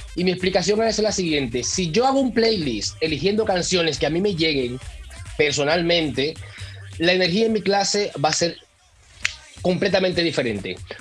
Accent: Dominican Republic; now in Mallorca, Spain; Yo, igual que tú, soy dominicano y tú sabes que mm, uno nació con el merengue

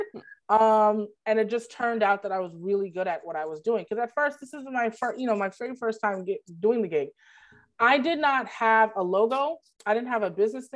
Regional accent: Brooklyn, New York, United States; I am from Brooklyn

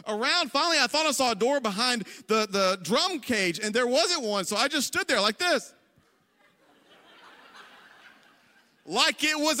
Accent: the South, United States; now in Ohio, United States; I'm from the South.

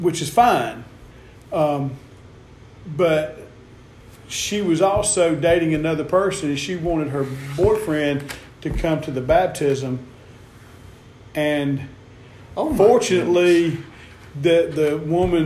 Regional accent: the South, United States; we're from the South

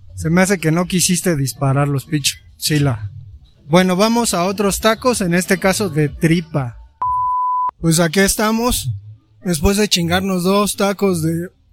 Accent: Mexico; nosotros los mexicanos

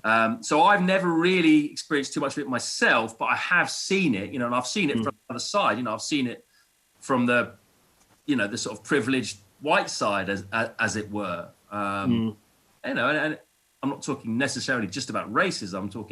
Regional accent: England, United Kingdom; And I'm culturally very English because I was born and brought up here.

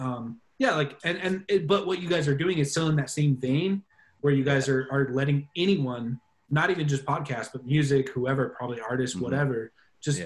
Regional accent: United States; as an American

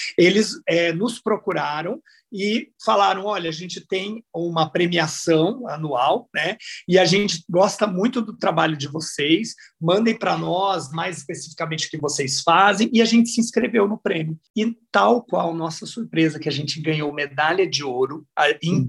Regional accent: Brazil; moved away as an adult; now in Spain; A gente é brasileiro, a gente fala, eles falam que a gente fala cantado

